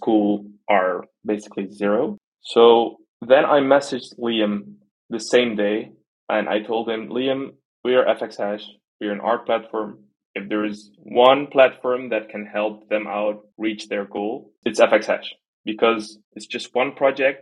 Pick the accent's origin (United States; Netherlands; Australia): Netherlands; I was born in the Netherlands, I'm as Dutch as you can be